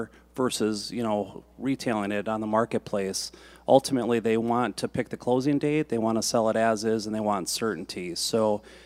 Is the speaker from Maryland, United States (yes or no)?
no; Brainerd, Minnesota, United States; I'm from Brainerd, Minnesota, which is 2 hours north of Minneapolis